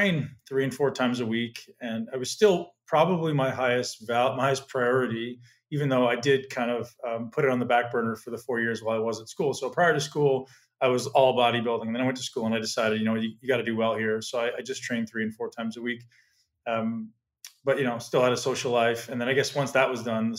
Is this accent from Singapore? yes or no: no; Toronto, Ontario, Canada; also born or lived in London, Ontario; I'm originally from Toronto